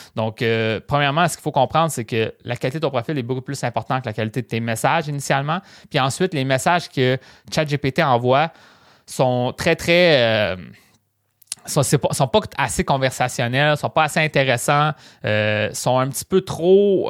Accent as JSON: {"language": "French", "town": "Rimouski", "region": "Quebec", "country": "Canada", "tie": "born or raised there", "also_born_or_lived": "Matane", "said": "j'ai testé ma ville natale puis euh, moi, en fait, je viens de Rimouski"}